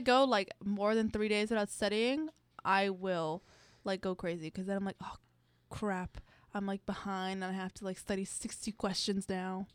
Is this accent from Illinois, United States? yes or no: no; Miami, Florida, United States; moved away as an adult; now in Gainesville, United States; I'm from Miami. I just like I like the environment that I live in. Like it was very hard to move to Gainesville